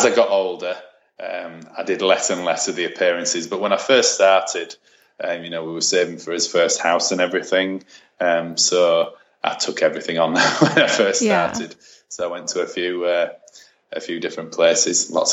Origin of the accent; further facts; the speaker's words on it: Bradford, Yorkshire and the Humber, United Kingdom; I went to Bradford City Football Club, which is my hometown